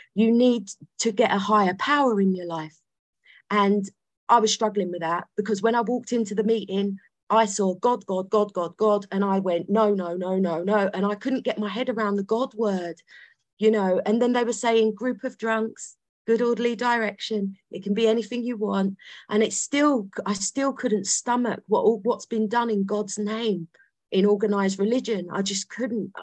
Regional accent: London, United Kingdom; I was born in London. I was I'm from South London

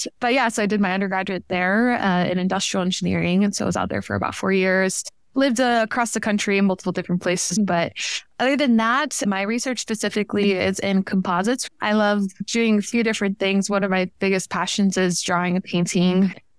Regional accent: Miami, Florida, United States; now in Tennessee, United States; I like to say that I'm from Northern Cuba, which is commonly referred to as Miami, Florida. I grew up there since my inception.

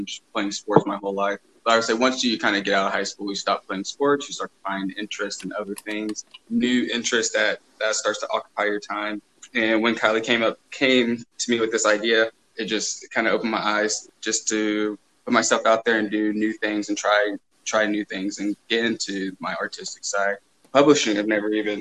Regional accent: Bethany, Oklahoma, United States; I come from a small little suburb outside of Oklahoma City called Bethany

